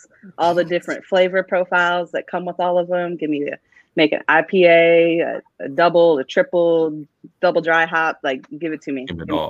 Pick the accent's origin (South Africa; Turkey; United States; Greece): United States; Frederick, Maryland; shout out my hometown.